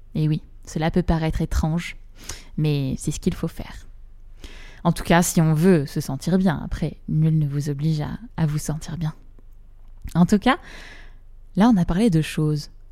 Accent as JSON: {"language": "French", "town": "Rouen", "region": "Normandy", "country": "France", "tie": "born or raised there", "said": "j'ai grandi à Rouen"}